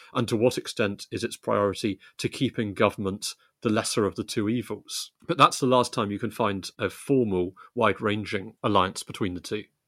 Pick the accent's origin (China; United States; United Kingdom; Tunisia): United Kingdom; West Country, South West England; I grew up in the West Country